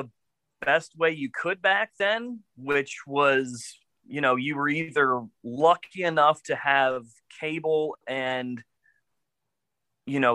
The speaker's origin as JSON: {"language": "English", "region": "Colorado", "country": "United States", "tie": "born or raised there", "said": "I'm from Colorado and grew up with two relatively good-sized ponds within walking distance of my house"}